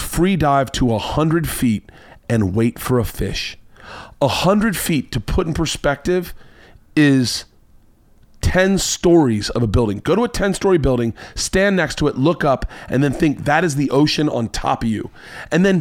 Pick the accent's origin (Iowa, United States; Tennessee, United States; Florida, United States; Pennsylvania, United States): Florida, United States; I'm from Florida.